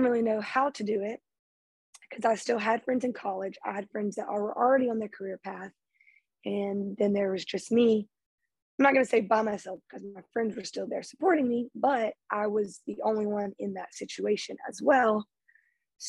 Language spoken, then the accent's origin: English; Lake Charles, Louisiana, United States; I'm from Lake Charles, Louisiana